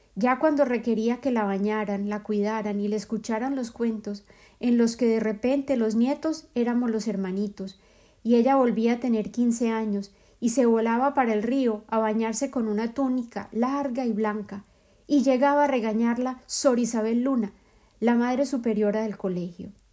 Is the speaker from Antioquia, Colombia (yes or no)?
yes; Medellín, Antioquia, Colombia; moved away; mi ciudad de origen, Medellín